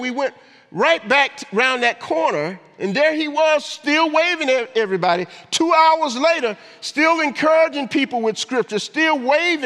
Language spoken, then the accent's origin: English; Augusta, Georgia, United States; moved away; my hometown, Augusta, Georgia